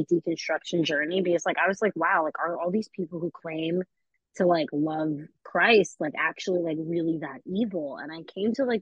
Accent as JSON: {"language": "English", "region": "New York", "country": "United States", "said": "I'm a New Yorker"}